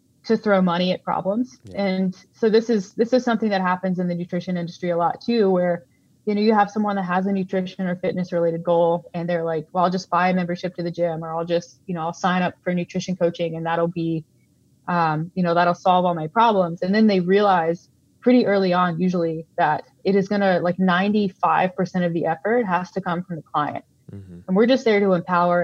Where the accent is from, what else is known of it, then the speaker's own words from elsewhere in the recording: Calgary, Alberta, Canada; I'm from Calgary